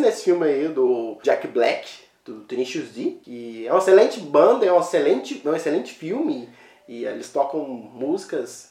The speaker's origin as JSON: {"language": "Portuguese", "town": "Patos de Minas", "region": "Minas Gerais", "country": "Brazil", "said": "a gente somos de Patos de Minas"}